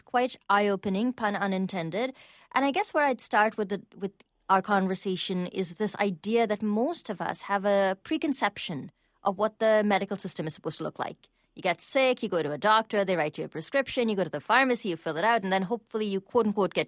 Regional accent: India; now in Canada; I grew up in India

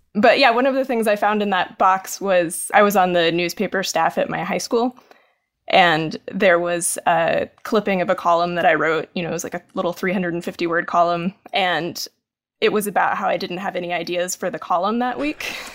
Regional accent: Maryville, Tennessee, United States; moved away; when I was growing up in Tennessee

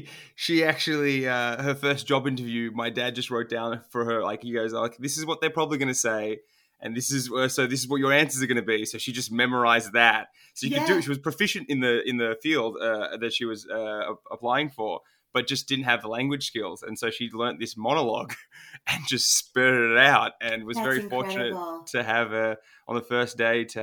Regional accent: Melbourne, Victoria, Australia; first language Turkish; English is a second language; I was born in Melbourne, Australia. So I'm first generation

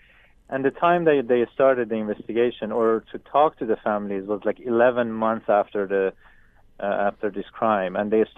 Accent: Canada; English is a second language; as a Canadian, now I have to work with Ukrainian prosecutor office to move this criminal case forward.

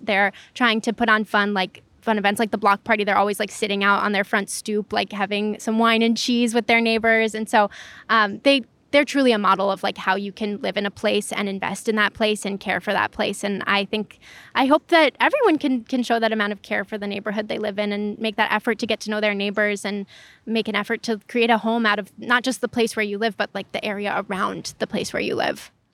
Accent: Chicago, Illinois, United States; also born or lived in Lakeview, Chicago; I grew up here. So, um, I spent the first eighteen years of my life, um, not too far from Oz Park where we are right now.

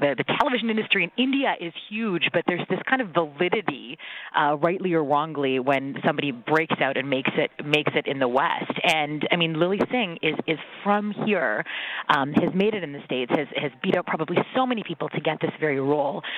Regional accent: Mississauga, Ontario, Canada; growing up in Mississauga

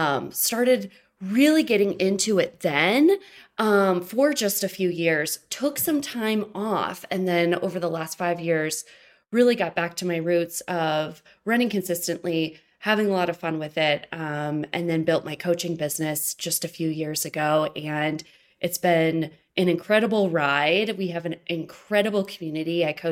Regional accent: Michigan, United States; And I'm originally lived in Michigan. So I moved from Michigan to Colorado.

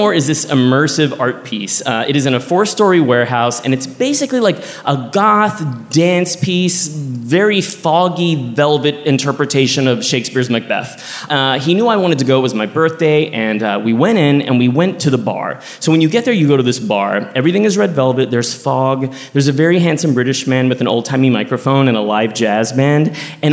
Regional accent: Texas, United States; also born or lived in New York; now in Los Angeles, United States; my home state, Texas

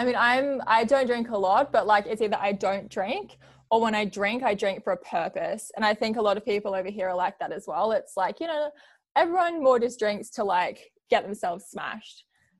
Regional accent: Australia; also born or lived in New Zealand; So I was born in New Zealand and I lived here until I was 4. And then we moved to Australia and I grew up in Australia ever since.

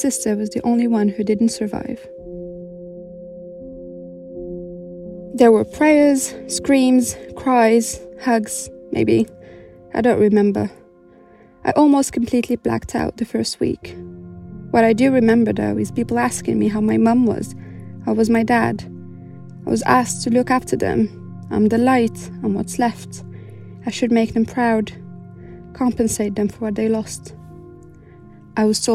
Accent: Morocco; moved away as an adult; now in United Kingdom; I was born and raised in Morocco and only moved to the UK 3 years ago

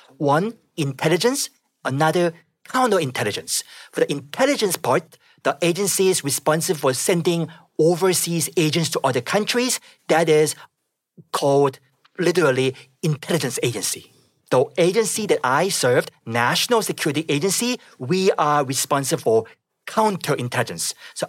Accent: Pyongyang, North Korea; Yes, I was born in Pyongyang, the capital city of North Korea, and I grew up in the capital.

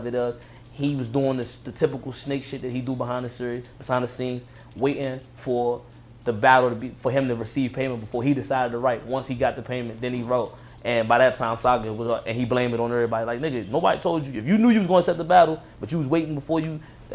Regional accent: Prince George's County, Maryland, United States; I'm from Maryland, PG Maryland. County, right outside of DC

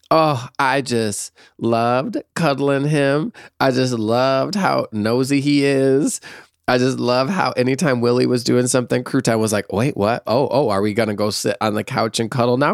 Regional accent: Michigan, United States; moved away as an adult; also born or lived in San Francisco; growing up in Michigan

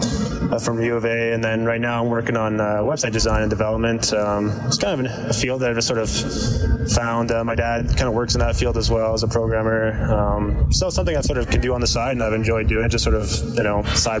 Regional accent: Edmonton, Alberta, Canada; back in Edmonton, my hometown

